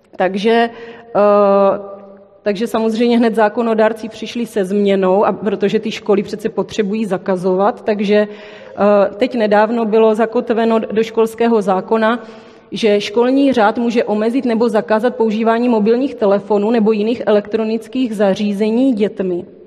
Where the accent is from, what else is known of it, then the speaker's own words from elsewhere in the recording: Brno, South Moravian Region, Czechia; accent: Brno; přijela jsem z Brna, což asi slyšíte uh, v mém projevu.